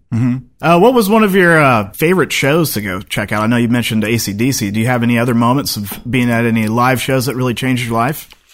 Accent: Seattle, Washington, United States; moved away as an adult; I grew up in Seattle

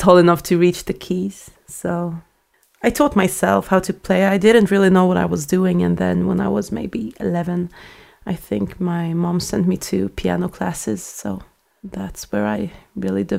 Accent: Stockholm, Stockholm County, Sweden; I grew up in Sweden, in Stockholm

